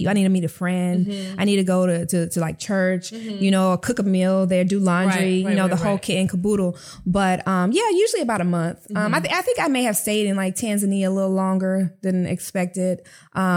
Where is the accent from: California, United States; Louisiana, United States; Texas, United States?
Texas, United States; Fort Worth; Fort Worth, Texas. Shout out to my hometown.